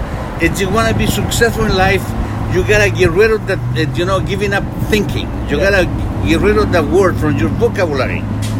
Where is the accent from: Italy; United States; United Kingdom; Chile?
Chile; now in Toronto, Canada; I'm from Chile